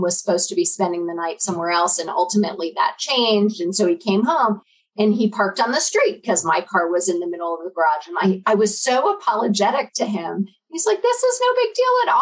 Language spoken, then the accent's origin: English; Denver, Colorado, United States; moved away as an adult; also born or lived in Little Rock, Arkansas / Cheyenne, Wyoming; I grew up in Denver